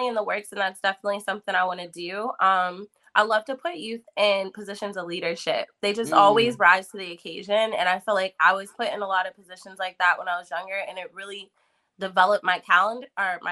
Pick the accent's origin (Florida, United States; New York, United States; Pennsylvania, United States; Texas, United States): Pennsylvania, United States; Pittsburgh; I'm from East Liberty